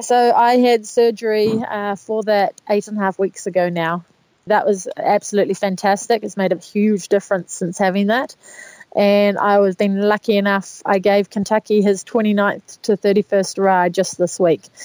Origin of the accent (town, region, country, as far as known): New Zealand